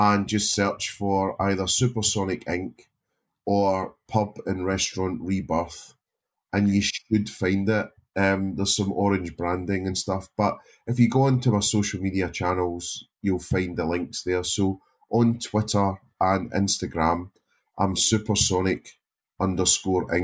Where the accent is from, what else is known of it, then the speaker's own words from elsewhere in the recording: Scotland, United Kingdom; being Scottish